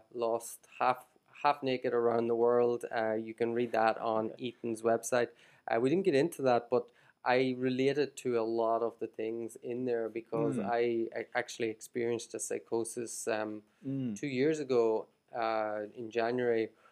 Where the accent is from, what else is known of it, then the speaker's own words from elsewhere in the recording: Ireland; moved away as an adult; now in Shenzhen, China; I'm Irish and very proud to be Irish, but I don't consider really, I don't see Ireland as my ultimate home or Ireland. I don't view Ireland as home anymore.